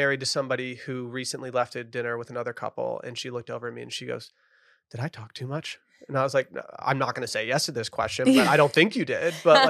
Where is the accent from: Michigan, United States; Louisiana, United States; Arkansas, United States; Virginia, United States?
Michigan, United States; now in Texas, United States; I moved down here from Michigan, from the Midwest to be a snarky Midwest hater down in Texas.